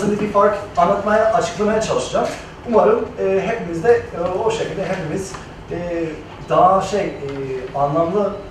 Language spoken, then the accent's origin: Turkish; Los Angeles, California, United States; Turkish is a second language; moved away as an adult; now in Turkey; Los Angeles'ta, Los Angeles, California'da doğup büyüdüm ben. Ee, ama ismimden anlaşıldığı gibi yani Türk ailesinin yani, e, ailenin bir parçası Türk Ee, anneannem İzmirli.